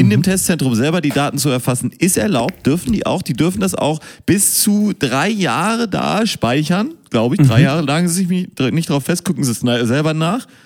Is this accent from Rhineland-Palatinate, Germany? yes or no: no; Münster, North Rhine-Westphalia, Germany; born there; Ich bin ja in Münster geboren.